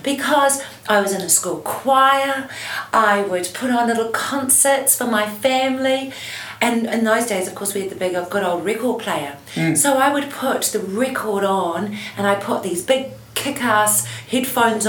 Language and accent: English; Christchurch, Canterbury, New Zealand; I grew up in Christchurch